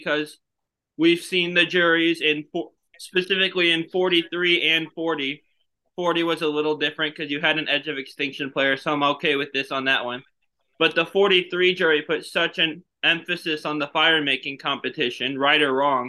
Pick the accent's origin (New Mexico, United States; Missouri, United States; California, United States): Missouri, United States; St. Louis; I'm from St. Louis, Missouri